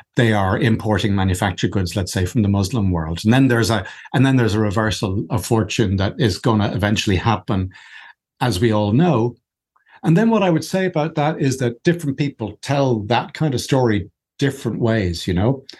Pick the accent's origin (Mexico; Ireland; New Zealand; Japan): Ireland; I'm Irish